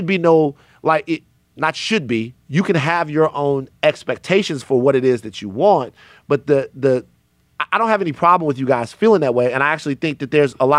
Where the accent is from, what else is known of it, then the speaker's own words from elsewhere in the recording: the South, United States; I'm from the South.